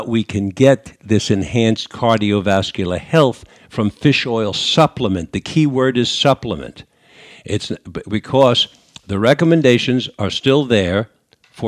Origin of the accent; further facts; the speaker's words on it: New York, United States; accent: New York; moved away; my New York accent from 50, 60 years ago